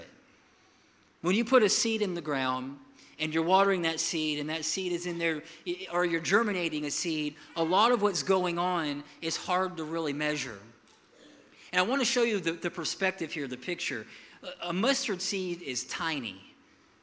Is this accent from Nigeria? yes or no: no; Milton, United States; I'm from Milton